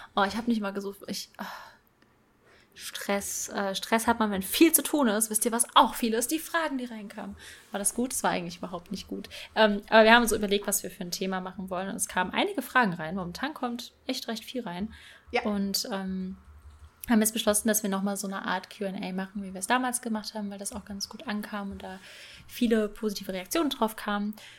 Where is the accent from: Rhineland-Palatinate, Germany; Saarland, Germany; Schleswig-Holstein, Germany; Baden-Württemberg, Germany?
Rhineland-Palatinate, Germany; Bad Kreuznach; also born or lived in Rheinhessen; ich komme aus Bad Kreuznach